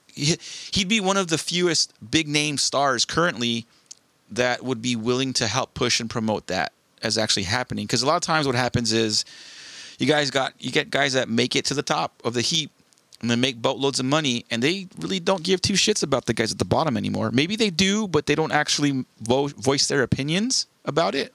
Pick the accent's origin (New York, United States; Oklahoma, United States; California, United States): California, United States; Southern; born and raised in SoCal